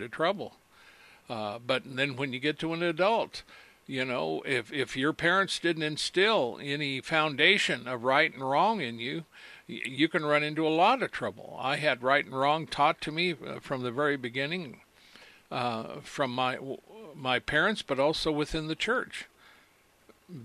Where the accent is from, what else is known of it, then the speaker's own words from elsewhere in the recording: United States; When I was born in America, I was raised by my parents to know right and wrong